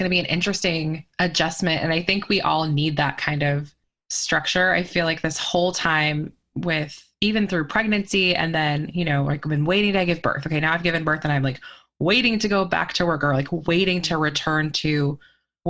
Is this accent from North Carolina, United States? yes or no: no; just outside of Olympia, Washington, United States; moved away; I grew up just outside of Olympia